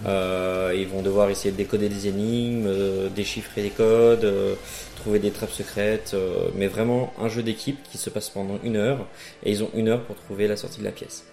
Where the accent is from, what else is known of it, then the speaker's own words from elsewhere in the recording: France; moved away as an adult; now in Charleroi, Belgium; je viens de France